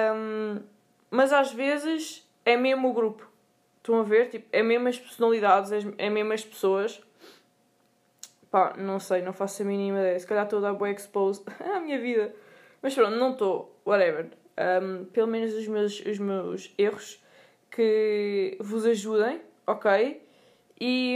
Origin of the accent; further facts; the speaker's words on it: Sintra, Lisbon, Portugal; eu sou de Sintra.